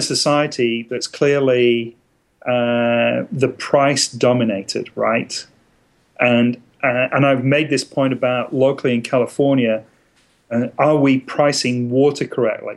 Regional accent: England, United Kingdom; now in United States; Growing up in England, I grew up in a very rural environment

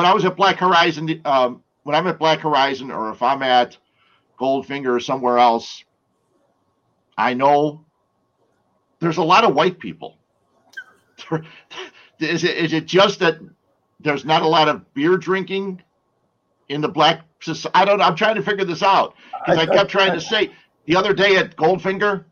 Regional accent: Berwyn, Illinois, United States; There was a brewery near my hometown in Berwyn, Cicero Berwyn

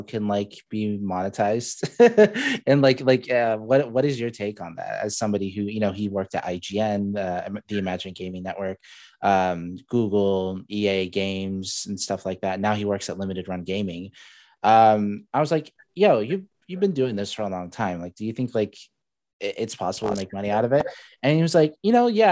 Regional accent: Saudi Arabia; now in Spokane, United States; I don't even call myself, you know, I'm from Saudi Arabia now

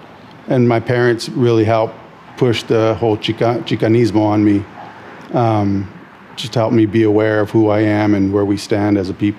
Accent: San Jose, California, United States; Born and raised San Jose, East Side San Jose. Grew up Story in White, East Hills. Born and raised. Never really moved out.

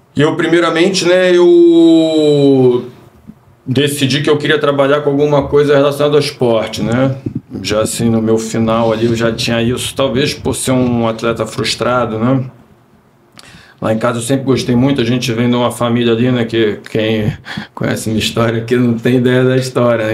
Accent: Rio de Janeiro, Brazil; eu sou aqui do Rio de Janeiro mesmo, né? Sou carioca

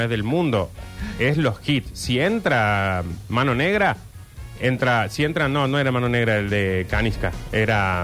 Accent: Argentina

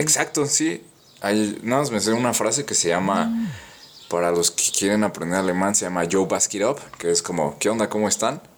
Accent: Mexico

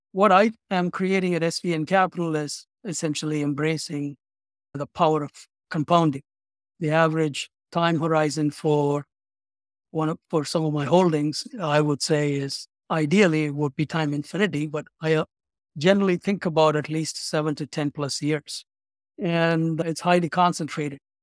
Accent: Chennai, Tamil Nadu, India; moved away as an adult; also born or lived in Baltimore / San Francisco; now in Chicago, United States; I'm originally from India, a city in the southeast part of India called Chennai. It used to be called as Madras.

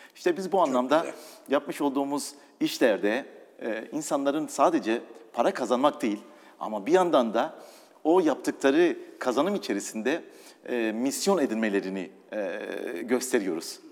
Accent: Doğubayazıt, Ağrı Province, Turkey; moved away; also born or lived in Istanbul / England / Italy; Doğu Beyazıt'ta doğdum.

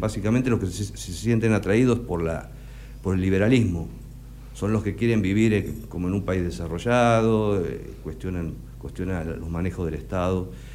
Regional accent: Necochea, Buenos Aires Province, Argentina; moved away as an adult; also born or lived in United States; yo nací acá, hice, hice mi escuela primaria acá, hice mi secundario

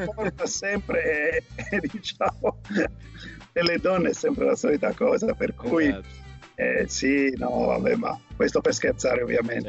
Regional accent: Cagliari, Sardinia, Italy; moved away as an adult; now in Italy (north, Martesana area); io sono, sono, nato a Cagliari e Cagliari è, per l'hockey è un po' una, c'è una tradizione grandissima, tant'è che c'è una squadra che si chiama Lansicora che è quella dove io ho mosso i primi, i primi passi

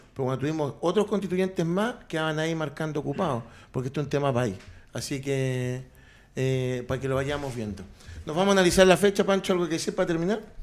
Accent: Chile

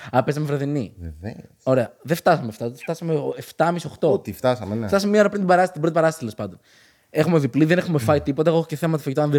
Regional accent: Ioannina, Epirus, Greece; Είμαστε από Γιάννενα.

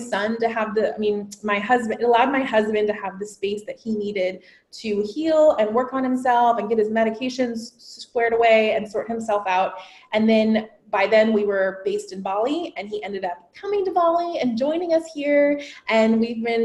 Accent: San Diego, California, United States; I am originally from San Diego, California. I was a local girl

